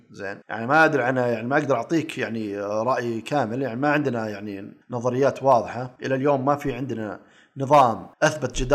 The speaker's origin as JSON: {"language": "Arabic", "country": "Saudi Arabia", "said": "اجيب لك مثال عندنا في السعوديه الريال السعودي مثبت قدام الدولار"}